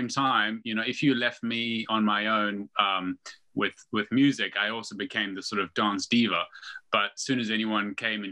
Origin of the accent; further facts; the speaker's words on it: South Africa; moved away as an adult; also born or lived in Zimbabwe; now in United Kingdom; I was born in Zimbabwe or Rhodesia back as it was then, and then moved to South Africa with my parents when I was about 4 or 5. So yeah, grew up, you know, in the bush, in a small town